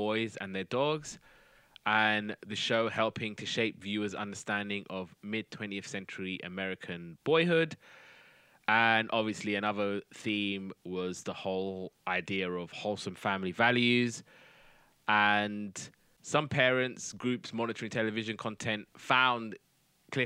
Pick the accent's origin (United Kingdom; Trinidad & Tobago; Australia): United Kingdom; I'm British.